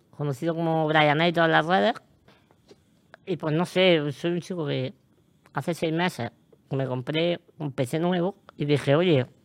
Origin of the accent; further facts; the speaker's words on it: Almería, Andalusia, Spain; de Almería, como aquí el señor.